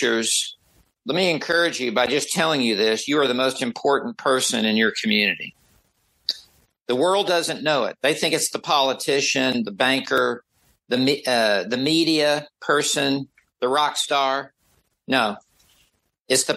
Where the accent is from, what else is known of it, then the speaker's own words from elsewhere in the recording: the South of the United States, United States; I grew up in the South of the United States. I have a different accent.